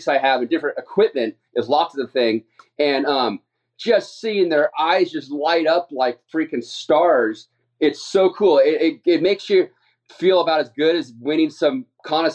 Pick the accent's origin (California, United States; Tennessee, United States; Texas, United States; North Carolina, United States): California, United States; San Clemente; I am from San Clemente, California